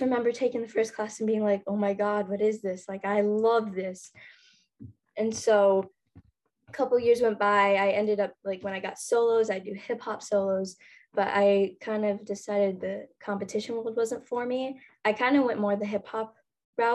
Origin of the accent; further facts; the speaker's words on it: Minnesota, United States; I'm from Minnesota.